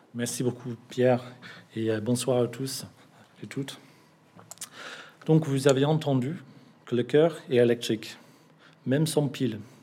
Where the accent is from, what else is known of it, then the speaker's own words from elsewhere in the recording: England, United Kingdom; French is a second language; now in Bordeaux, France; Je suis anglais